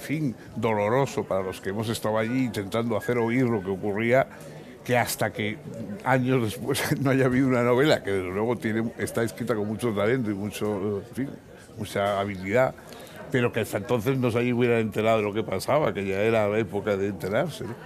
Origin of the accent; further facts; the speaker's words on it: San Sebastián, Basque Country, Spain; moved away; es de mi patria chica, es de mi misma de la misma ciudad y hemos conocido los mismos eh, ambientes y nos, hemos jugado en los mismos parques